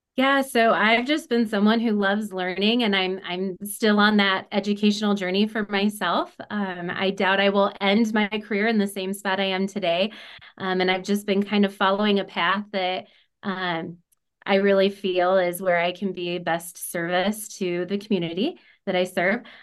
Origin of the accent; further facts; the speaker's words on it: Illinois, United States; also born or lived in Oregon, Illinois; I actually grew up in a extremely small community about 30 minutes south of the Quad Cities, so Moline, Rock Island, Illinois